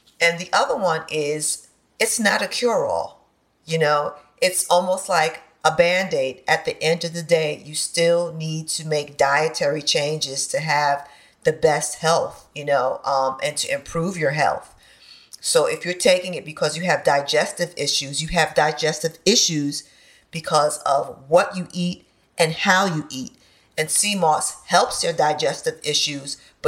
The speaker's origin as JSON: {"language": "English", "town": "Bronx", "region": "New York", "country": "United States", "tie": "born or raised there", "said": "So I did grow up eating a lot of highly processed foods."}